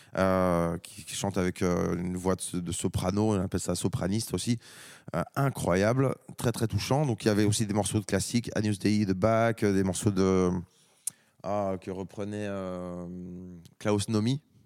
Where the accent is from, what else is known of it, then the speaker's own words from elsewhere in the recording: France; en tant que Français